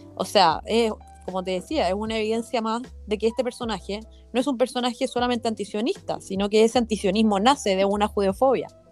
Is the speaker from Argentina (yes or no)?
no; Chile; nací en Chile